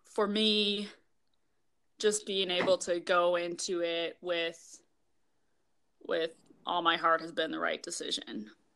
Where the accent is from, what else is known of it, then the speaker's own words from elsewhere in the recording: Minnesota, United States; also born or lived in Iowa / Seattle; now in Wisconsin, United States; I'm actually from Minnesota